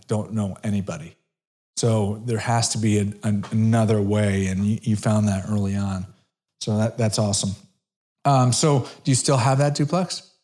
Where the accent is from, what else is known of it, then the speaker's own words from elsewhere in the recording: Brookfield, Connecticut, United States; moved away; I'm originally from Connecticut.